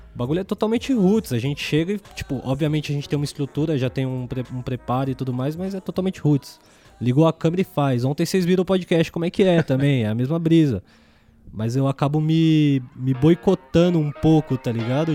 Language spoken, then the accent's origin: Portuguese; Diadema, São Paulo, Brazil; now in São Bernardo do Campo, Brazil; passei minha infância toda no Eldorado, Inamar, Jardim, é, Casagrande, é, Caema, que eu tenho família